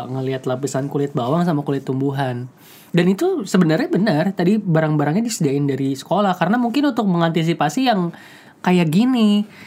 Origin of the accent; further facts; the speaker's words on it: Boyolali, Central Java, Indonesia; kampung halaman gua dari Boyolali mau ke kotanya itu kayak ke kota.